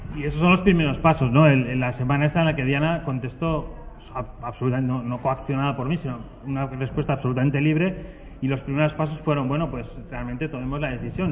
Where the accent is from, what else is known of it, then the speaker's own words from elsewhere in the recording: Basque Country, Spain; yo soy del País Vasco